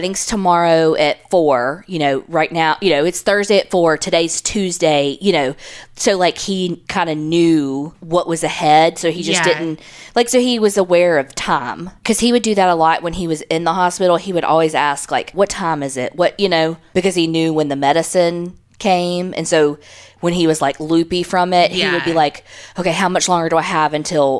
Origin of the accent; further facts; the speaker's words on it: Presidio, Texas, United States; I grew up in Presidio, Texas. I hope I'm saying that right. A very small town back then, and not a place where a lot of crime happened.